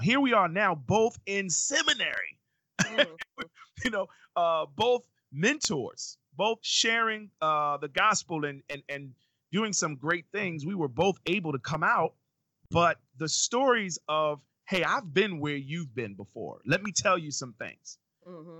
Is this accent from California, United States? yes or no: no; New York City, New York, United States; moved away as an adult; now in Baltimore, United States; in my neighborhood growing up in Brooklyn, New York